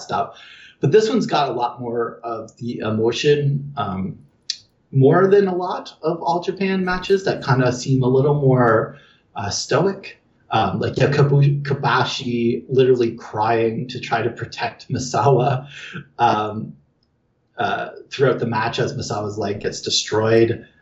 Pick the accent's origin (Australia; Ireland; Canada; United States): Canada; I'm Canadian